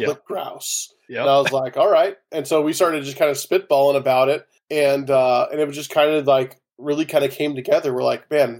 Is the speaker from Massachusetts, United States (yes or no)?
no; California, United States; I grew up in California on the coast